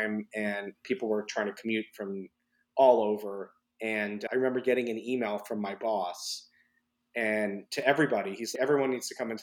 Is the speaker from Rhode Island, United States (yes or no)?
no; New York City, New York, United States; being born and raised in New York City